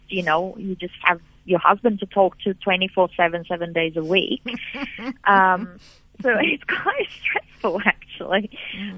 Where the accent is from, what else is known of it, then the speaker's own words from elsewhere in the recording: Brazil; also born or lived in South Africa; now in Australia; I lived in South Africa, but I'm from Brazil